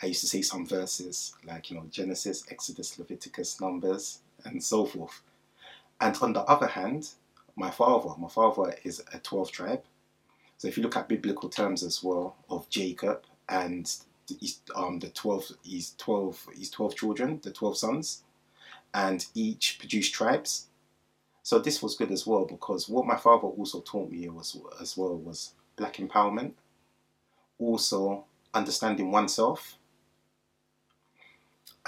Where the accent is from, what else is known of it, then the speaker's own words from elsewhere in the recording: London, United Kingdom; also born or lived in Wandsworth Road, London; I'm originally from Clapham Junction